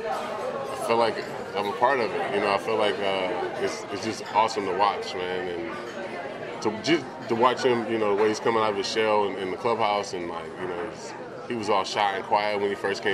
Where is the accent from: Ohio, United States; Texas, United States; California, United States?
California, United States; Vallejo; moved away; kid from Vallejo